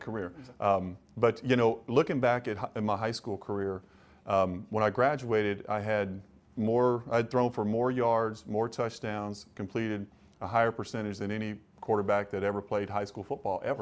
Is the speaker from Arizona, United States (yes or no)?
no; Kentucky, United States; moved away as an adult; also born or lived in Cleveland, Ohio; growing up in Kentucky, you know, close to Ohio